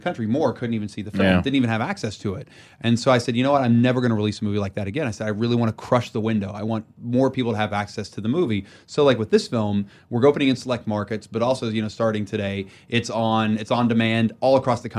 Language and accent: English; Beckley, West Virginia, United States; Where I grew up in Beckley, West Virginia, I have yet to have a movie I've made play where I grew up.